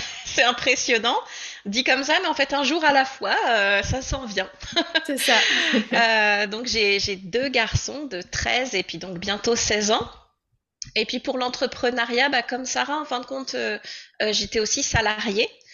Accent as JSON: {"language": "French", "region": "Normandy", "country": "France", "moved": "as an adult", "lives_now": "Comox, Canada", "said": "je viens de France, plus précisément de Normandie. Et puis, bah, désormais, en fait, j'habite à Comox, sur l'île de Vancouver"}